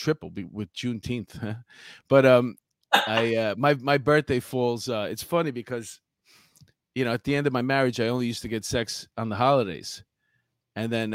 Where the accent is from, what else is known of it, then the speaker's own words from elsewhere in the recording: New York, United States; growing up in New York